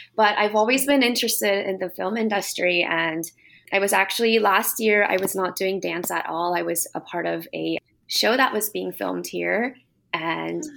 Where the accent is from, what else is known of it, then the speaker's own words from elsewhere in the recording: United States; also born or lived in Japan; now in Vancouver, Canada; my upbringing in the States